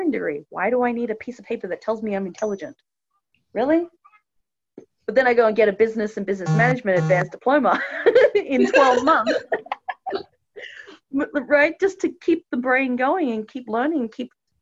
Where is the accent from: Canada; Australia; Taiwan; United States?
Australia; moved away as an adult; growing up in Australia, because that's my home country.